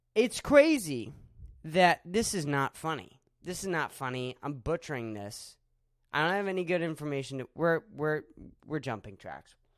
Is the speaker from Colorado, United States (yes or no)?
no; Erie, Pennsylvania, United States; moved away; my hometown, Erie